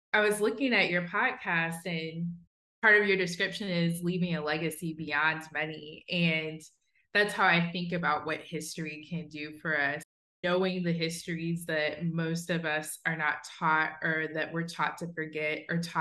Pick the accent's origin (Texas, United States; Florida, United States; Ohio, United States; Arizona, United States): Ohio, United States; Southwest; I grew up in Southwest Ohio